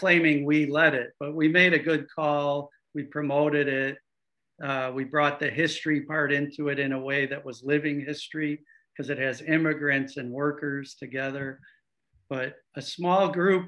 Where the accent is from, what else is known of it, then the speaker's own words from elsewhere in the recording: Chicago, Illinois, United States; I was from Chicago